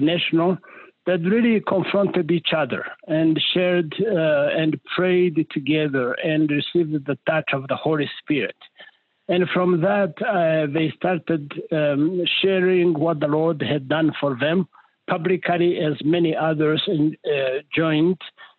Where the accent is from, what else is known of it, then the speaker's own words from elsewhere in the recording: Rwanda; I was in a place in Kenya, place called Kitale. And when I said I'm from Rwanda